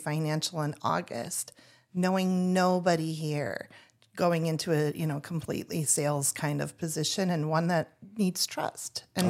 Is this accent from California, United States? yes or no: no; Minnesota, United States; moved away as an adult; now in Tucson, United States; we are new and we're new from Minnesota. And so we left Minnesota in 2021, first went to Laughlin, Nevada